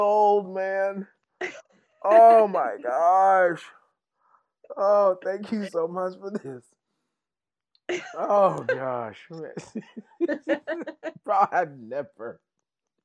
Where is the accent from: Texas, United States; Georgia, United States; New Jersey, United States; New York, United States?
Texas, United States; West; accent: thick Texas twang; we have such a thick Texas twang in West Texas, where I'm from